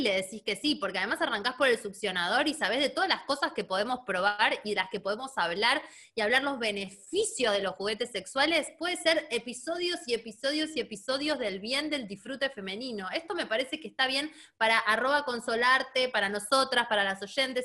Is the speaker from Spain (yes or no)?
no; Neuquén, Argentina; also born or lived in Buenos Aires; eso es re de Neuquina, porque, porque eh, Neuquén está muy cerca de Chile